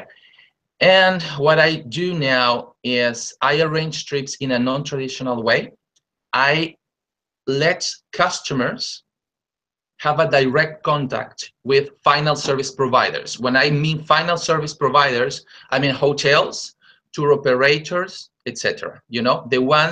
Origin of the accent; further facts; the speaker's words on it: Lima, Peru; I'm originally from Peru. I was born and raised in Lima, the capital city